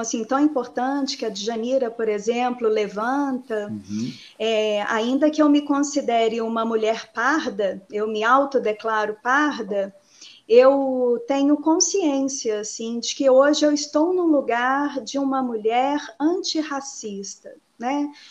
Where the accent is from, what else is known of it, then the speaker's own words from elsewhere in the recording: Betim, Minas Gerais, Brazil; Eu sou moradora de Betim desde sempre. Eu tenho 41 anos, sempre estive por aqui.